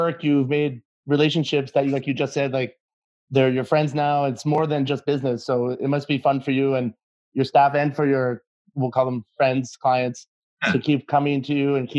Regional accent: Ottawa, Ontario, Canada; Yeah, me growing up in Ottawa, and my dad being Italian, and he used to have Cosenza across the street back in the day.

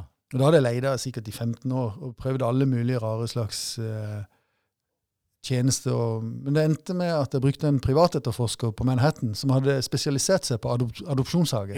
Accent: Mandal, Agder, Norway; born or raised there; also born or lived in Long Island, New York, United States / Brooklyn, New York, United States

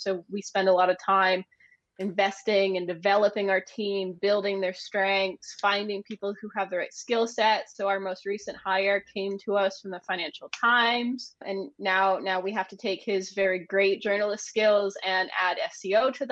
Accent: Maine, United States; moved away as an adult; also born or lived in London, United Kingdom; now in Edinburgh, United Kingdom; I'm originally from the United States. I'm from a little place called Maine, but I've been in the UK now since 2013.

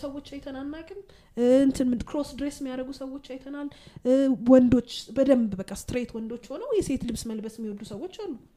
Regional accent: Addis Ababa, Ethiopia; ሴቶች አዲስ አበባ ውስጥ ተወልደን

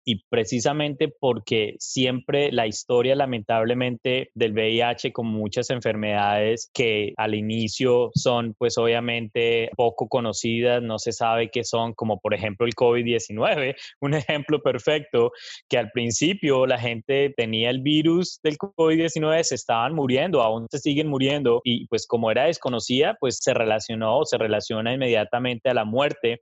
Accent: Colombia; moved away as an adult; now in United States; soy de Colombia. Tengo más de 15 años de vivir en Estados Unidos.

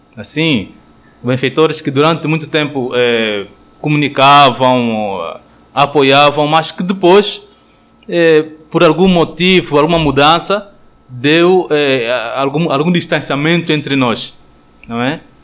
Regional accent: Cabinda, Angola; moved away as an adult; now in Petrópolis, Brazil; Eu nasci em Angola, em África, não é? Na província de Cabinda.

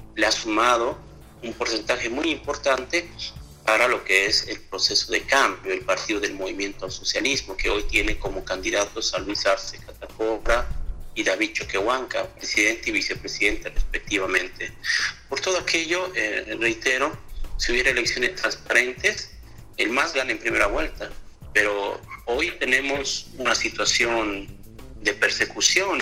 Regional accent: Bolivia; las elecciones en mi país

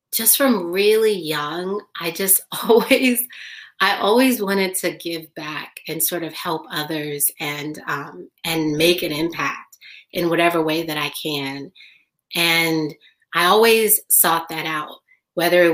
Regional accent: Los Angeles, California, United States; I was born in Los Angeles

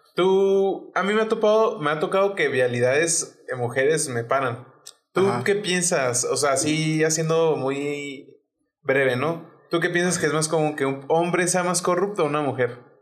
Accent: Chihuahua, Mexico; es de Chihuahua, o sea, de donde somos

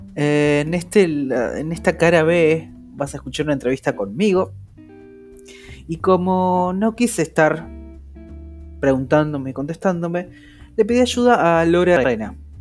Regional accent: Argentina; soy argentino

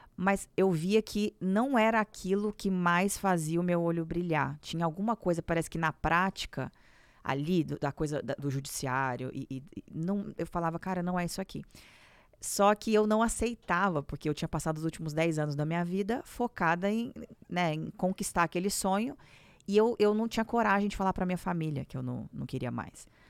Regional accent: Minas Gerais, Brazil; moved away as an adult; now in São Paulo, Brazil; me casei, vim para São Paulo, porque eu sou de Minas Gerais

